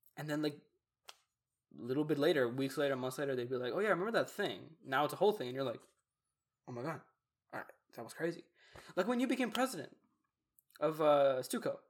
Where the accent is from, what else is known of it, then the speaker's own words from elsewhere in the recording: Texas, United States; I'm Texan